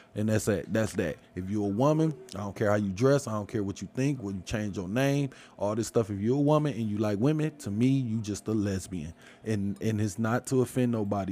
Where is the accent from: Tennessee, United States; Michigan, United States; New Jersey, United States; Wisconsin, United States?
Michigan, United States; Detroit; I'm from Michigan. Like, yeah, I'm from Detroit.